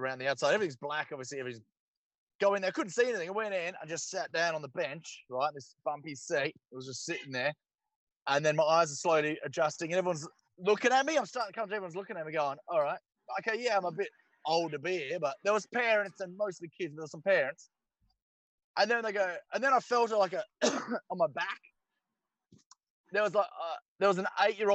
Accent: Fremantle, Western Australia, Australia; We grew up in Fremantle

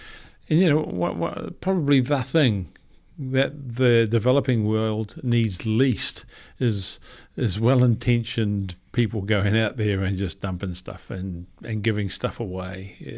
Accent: New Zealand; And I mean, you know, we came from New Zealand. We didn't really have a hibiscus tree where we lived.

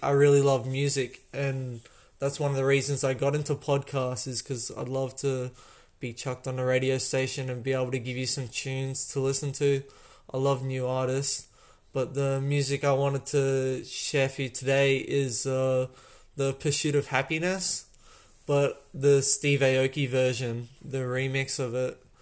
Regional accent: Australia; I'm Australian

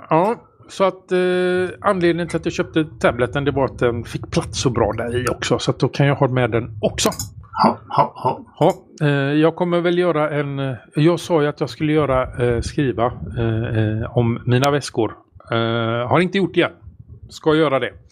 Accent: Sweden

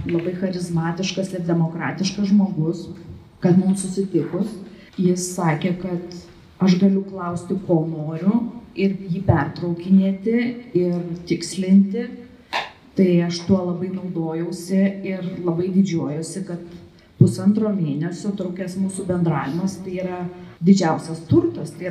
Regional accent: Kaunas, Kaunas County, Lithuania; Mes abu esam kauniečiai

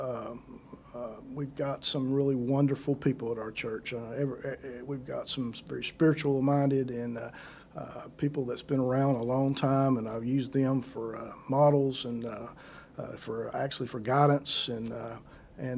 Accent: Wilkes County, North Carolina, United States; I grew up here in Wilkes County.

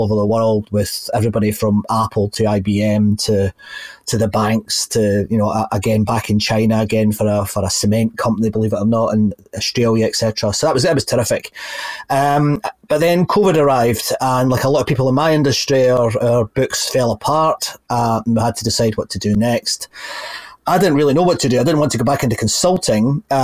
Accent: just outside Glasgow, Scotland, United Kingdom; I grew up in just outside Glasgow

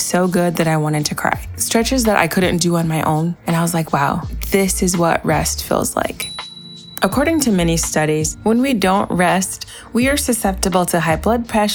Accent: United States; as an American

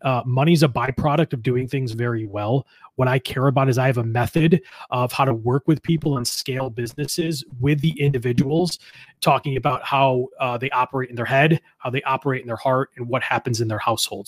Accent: East Amherst, New York, United States; I grew up in East Amherst, New York, which is only about a town away from where I live now.

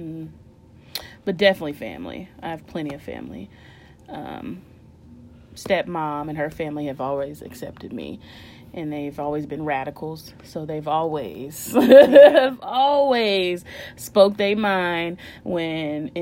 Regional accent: Indiana, United States; born or raised there

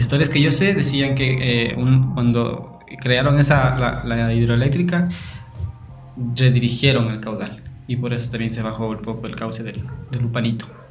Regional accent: Ecuador; somos unos ecuatorianos multifacéticos, multiculturales

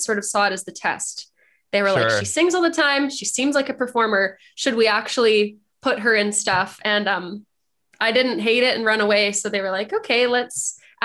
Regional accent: outside of Vancouver, BC, British Columbia, Canada; born and raised. I mean, I grew up outside of Vancouver, like a suburb

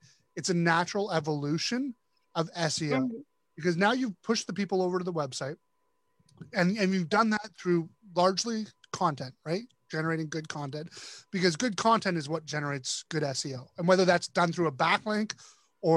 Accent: Canada; I'm Canadian

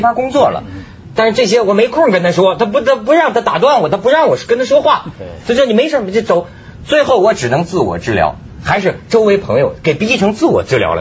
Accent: China; 咱们大陆人

